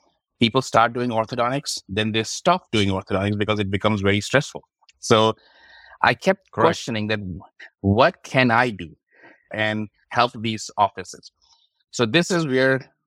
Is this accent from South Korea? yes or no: no; Pakistan; moved away as an adult; also born or lived in Kansas City, Missouri / St. Louis; now in United States; I'm originally from Pakistan. So came to the United States back in 2002